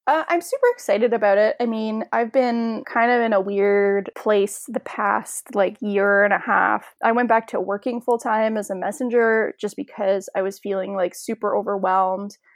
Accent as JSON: {"language": "English", "country": "Canada", "said": "as a Canadian"}